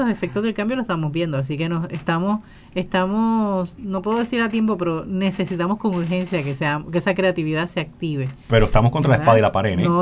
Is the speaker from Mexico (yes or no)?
no; Puerto Rico; así somos los puertorriqueños.